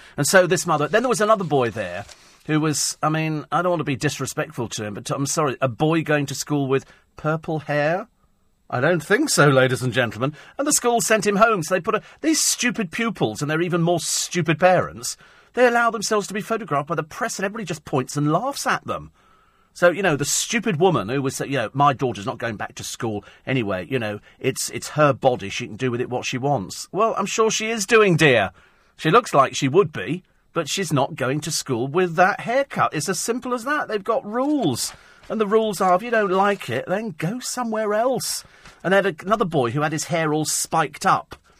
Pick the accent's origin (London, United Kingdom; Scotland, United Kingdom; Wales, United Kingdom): London, United Kingdom; Bromley; moved away; I was born in Bromley